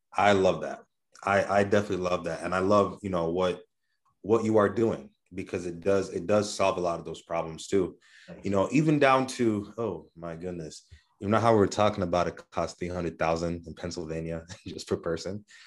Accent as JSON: {"language": "English", "country": "Kenya", "tie": "born or raised there", "moved": "yes", "said": "I grew up in Kenya"}